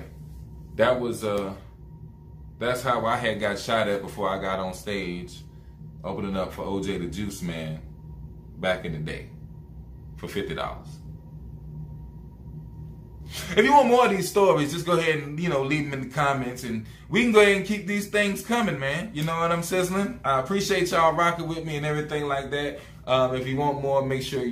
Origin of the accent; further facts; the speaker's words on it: the South, United States; I'm from the South